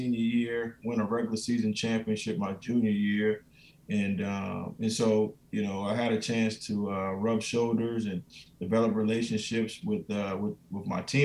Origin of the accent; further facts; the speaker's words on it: Moncks Corner, South Carolina, United States; moved away; Monk's Corner, South Carolina, small town, in South Carolina